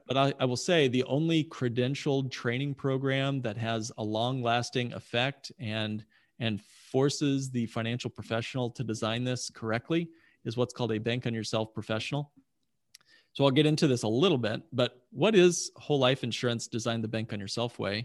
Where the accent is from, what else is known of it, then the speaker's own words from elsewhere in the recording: Indianapolis, Indiana, United States; I grew up in Indianapolis, wonderful town.